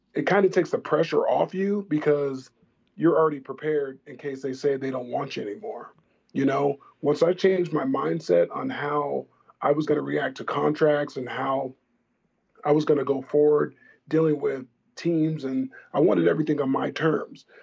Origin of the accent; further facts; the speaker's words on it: Tustin, California, United States; I'm currently starting a flag football league in my hometown in Orange County, California. Uh, my hometown is Tustin